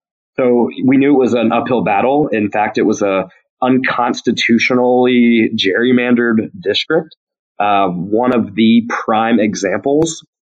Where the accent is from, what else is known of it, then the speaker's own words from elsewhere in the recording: Burlington, North Carolina, United States; my hometown of Burlington